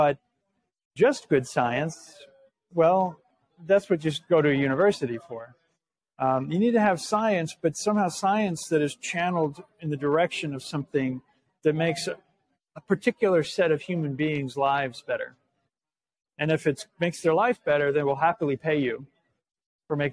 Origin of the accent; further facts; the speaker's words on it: Seattle, Washington, United States; moved away as an adult; also born or lived in Massachusetts; I grew up in Seattle, moved back